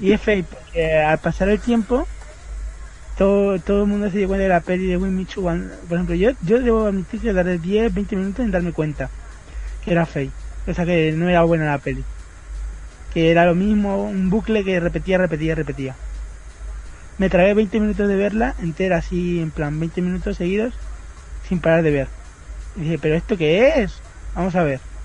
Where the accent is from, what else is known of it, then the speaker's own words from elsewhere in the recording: Spain; yo, siendo español